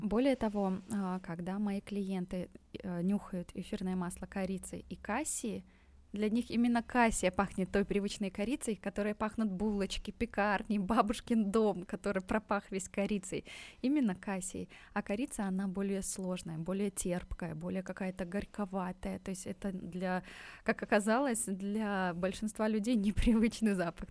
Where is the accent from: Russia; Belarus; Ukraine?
Belarus; moved away as an adult; now in Tashkent, Uzbekistan; я сама из Беларуси, и мы вот уже полтора года живем здесь с семьей в Узбекистане, в Ташкенте